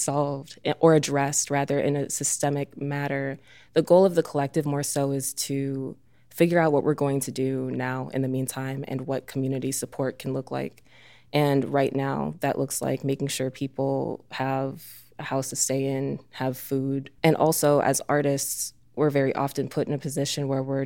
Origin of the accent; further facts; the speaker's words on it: Oak Park, Illinois, United States; now in Chicago, United States; I grew up in Oak Park